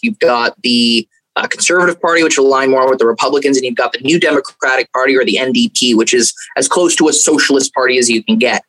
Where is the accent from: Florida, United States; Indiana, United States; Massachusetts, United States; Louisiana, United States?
Florida, United States; Fort Lauderdale; also born or lived in King City, Ontario, Canada; I grew up in Fort Lauderdale, Florida.